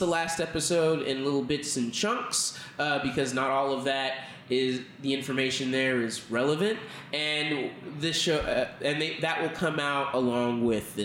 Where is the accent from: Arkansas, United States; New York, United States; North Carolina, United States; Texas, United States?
Texas, United States; I'm from Texas